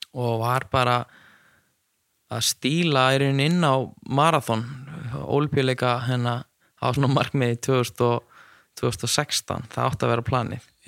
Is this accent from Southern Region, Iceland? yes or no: no; Neskaupstaður, Eastern Region, Iceland; now in Akureyri, Iceland; ég er frá Neskustad og var alltaf í fókbólta